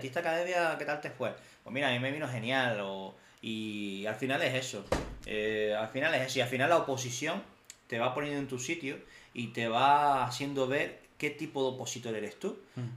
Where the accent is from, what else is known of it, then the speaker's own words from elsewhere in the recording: Canary Islands, Spain; moved away; de prácticas a Canarias me pude ir de prácticas a mi casa, de hecho a mm. mi isla